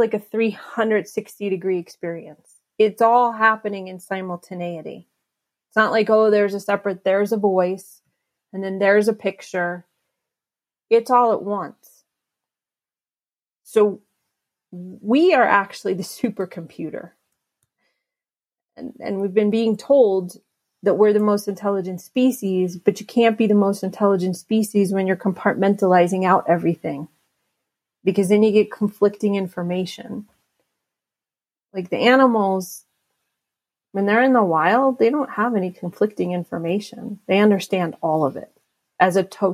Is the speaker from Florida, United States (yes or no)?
no; New York City, New York, United States; I was born in Albert Einstein Hospital in the Bronx